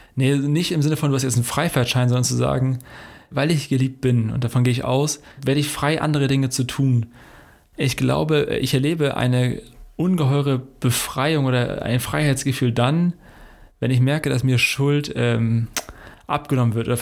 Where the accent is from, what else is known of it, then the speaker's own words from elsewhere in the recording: Hesse, Germany; now in Hanover, Germany; in unserer hessischen Heimat, wo Max und ich beide herkommen